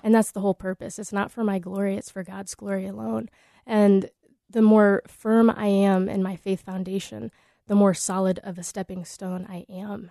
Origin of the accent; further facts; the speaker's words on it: Des Moines, Iowa, United States; moved away; also born or lived in Anchorage; growing up in Des Moines